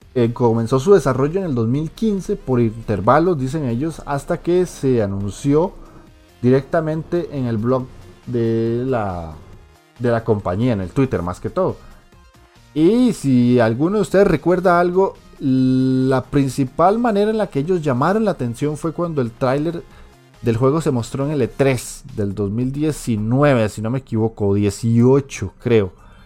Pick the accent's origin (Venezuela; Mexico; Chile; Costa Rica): Costa Rica; aquí en Costa Rica